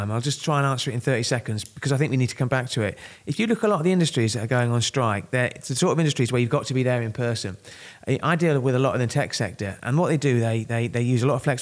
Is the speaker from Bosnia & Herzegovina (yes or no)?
no; Kent, South East England, United Kingdom; I'm from Kent